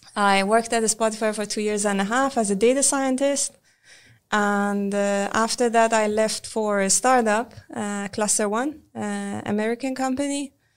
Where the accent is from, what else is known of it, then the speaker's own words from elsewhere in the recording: Iran; moved away as an adult; now in Sweden; I'm originally from Iran